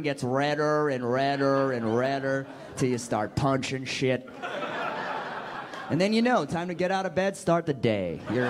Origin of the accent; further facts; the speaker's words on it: Boston, Massachusetts, United States; I'm from Boston, but you may have noticed I don't really have that much of a Boston accent, right?